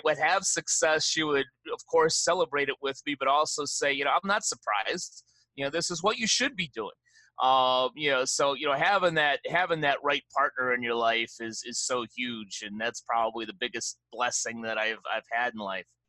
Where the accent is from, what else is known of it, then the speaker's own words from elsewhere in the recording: Chicago, Illinois, United States; moved away; I am a Chicago guy through and through